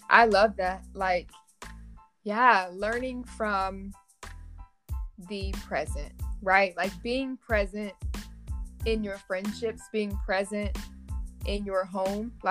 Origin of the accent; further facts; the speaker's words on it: Cincinnati, Ohio, United States; I'm from Cincinnati, Ohio.